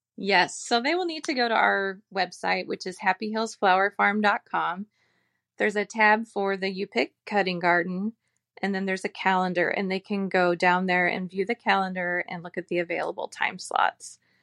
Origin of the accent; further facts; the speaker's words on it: Phoenix, Arizona, United States; now in Cashton, United States; I grew up in the desert, I grew up in the Phoenix area